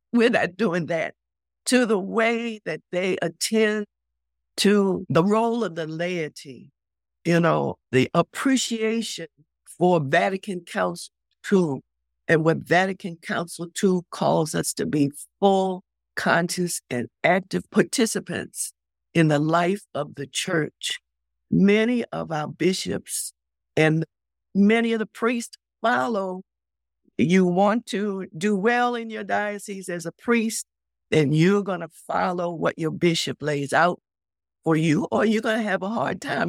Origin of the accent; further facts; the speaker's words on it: Baltimore, Maryland, United States; I'm from Baltimore.